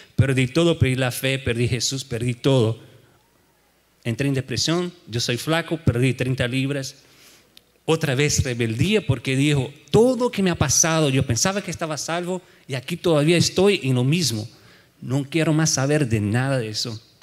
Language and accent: Spanish; Brazil; moved away as an adult; now in United States; soy de Brasil